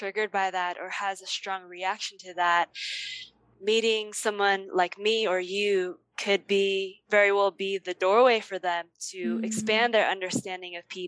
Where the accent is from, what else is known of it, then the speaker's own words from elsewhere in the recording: United States; I was born and grew up in the U.S.